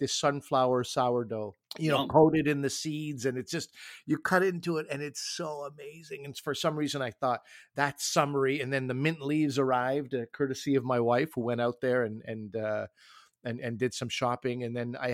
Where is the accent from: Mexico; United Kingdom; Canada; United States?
Canada; also born or lived in Toronto; I'm Canadian